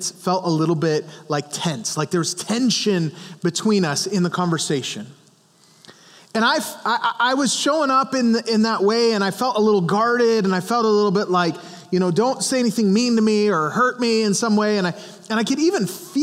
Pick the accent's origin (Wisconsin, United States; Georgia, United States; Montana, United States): Montana, United States; I grew up in Montana where we hunted and all of those kinds of things